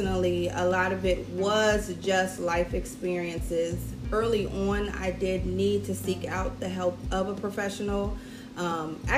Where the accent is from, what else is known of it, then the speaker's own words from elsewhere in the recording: Cincinnati, Ohio, United States; moved away as an adult; now in South Florida, United States; I'm originally from Cincinnati, Ohio. I've lived down here in South Florida for 9 years